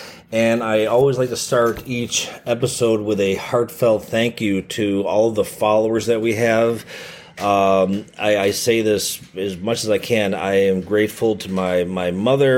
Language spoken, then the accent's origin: English; Chicago, Illinois, United States; born or raised there